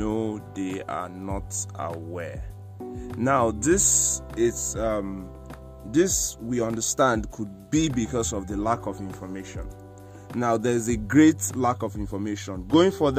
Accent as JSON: {"language": "English", "region": "Edo", "country": "Nigeria", "said": "I am actually from Edo State, Nigeria"}